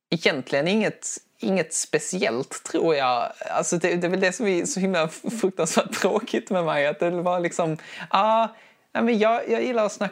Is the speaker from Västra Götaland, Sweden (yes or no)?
no; Skåne, Sweden; accent: Scanian; Förlåt, det är min, det är min, det är min skånska